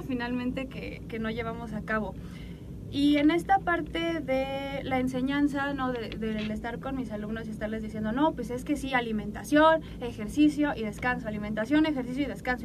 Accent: Mexico; como mexicanos nuestra cultura todavía más

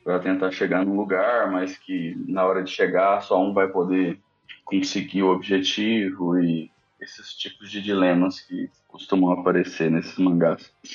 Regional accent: Uberlândia, Minas Gerais, Brazil; moved away; eu morava em Uberlândia, né, interior de Minas Gerais, que é de onde eu venho.

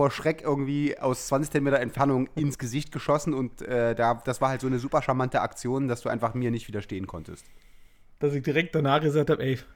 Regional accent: East Germany, Germany; ich bin ja bei, als Ossi sozusagen ähm, und mit so einer äh, Kindheit in den 80ern

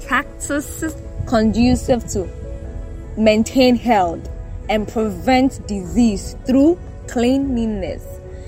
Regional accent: Ghana; You know Ghana and our issue of not really obeying the rules and regulations.

